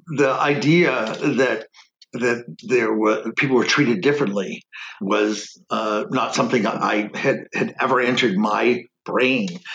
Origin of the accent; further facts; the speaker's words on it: Keene, New Hampshire, United States; also born or lived in Detroit, Michigan; I was uh, born in Keene.